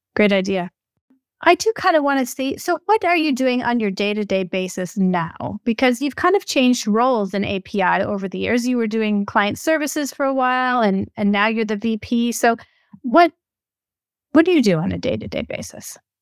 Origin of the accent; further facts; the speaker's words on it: Minnesota, United States; moved away; I'm originally from Minnesota